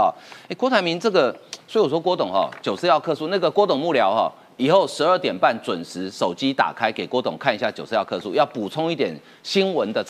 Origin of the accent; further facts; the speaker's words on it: Taiwan; 我知道我们台湾人对于韩国人的感情是。很特别的哈，